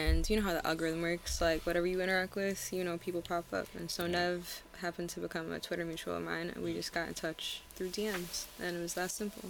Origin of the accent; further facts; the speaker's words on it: Secaucus, New Jersey, United States; I grew up in Secaucus